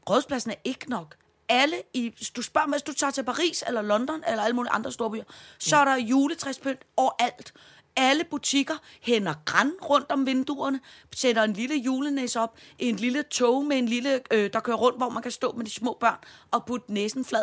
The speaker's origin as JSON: {"language": "Danish", "town": "Søborg", "region": "Capital Region of Denmark", "country": "Denmark", "said": "der derude, hvor jeg kommer fra, ude fra 2860 øh, Søborg"}